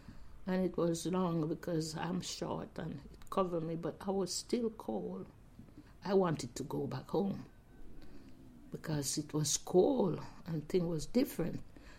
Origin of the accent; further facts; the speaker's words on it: Jamaica; now in Southampton, United Kingdom; I said I'm a Jamaican. I wear, I talk, the clothes I wear, and the store I go in to buy things.